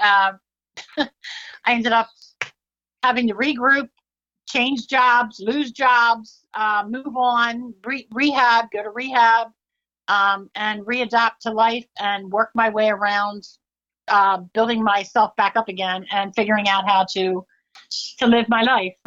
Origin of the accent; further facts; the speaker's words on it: Downingtown, Pennsylvania, United States; my hometown, Downingtown, Pennsylvania